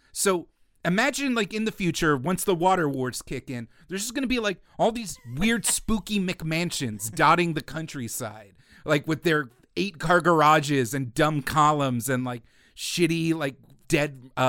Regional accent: New Jersey, United States; growing up in New Jersey, it was littered with all these skeletons of these opulent, lopsided, decrepit mansions

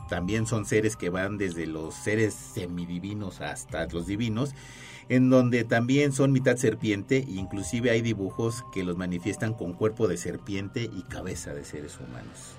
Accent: Mexico; nosotros como mexicanos

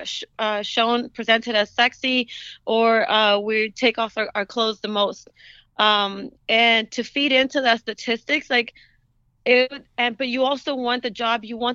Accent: United States; yes, I am a Latina, but I'm also an American

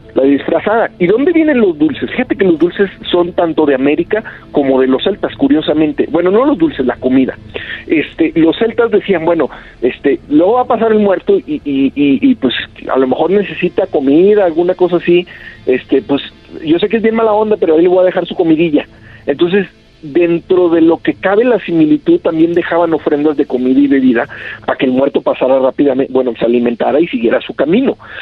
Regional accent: Rioverde, San Luis Potosí, Mexico; yo recuerdo cuando era chiquito ahí en Río Verde

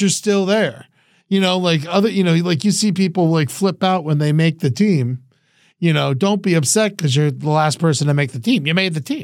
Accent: New York, United States; moved away; I'm from New York.

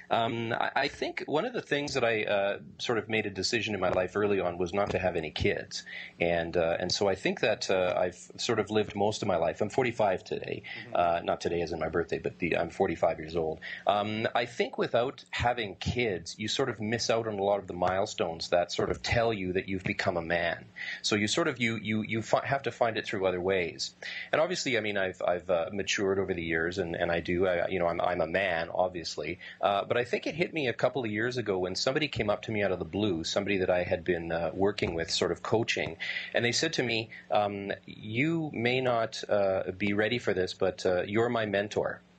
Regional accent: Winnipeg, Manitoba, Canada; I'm in Winnipeg, Canada.

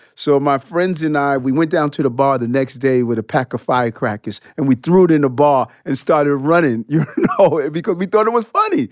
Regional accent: New York City, New York, United States; also born or lived in Brooklyn, New York; I grew up in, uh, between Brooklyn and Queens. I lived in Brooklyn until I was seven years old

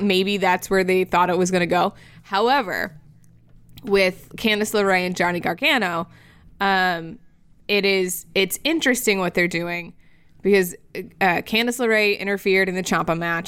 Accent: Florida, United States; my home state that makes very questionable decisions on the regular basis

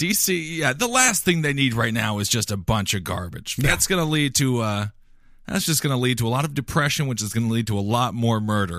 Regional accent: Midwest, United States; I'm from the Midwest. It's a disconnected place from the world.

